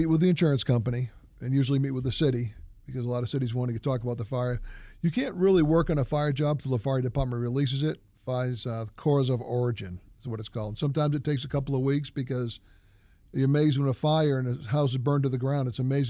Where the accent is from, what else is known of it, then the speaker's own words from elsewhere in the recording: New Hampshire, United States; For me, I grew up in New Hampshire. So I like personal service. I grew up in a small town.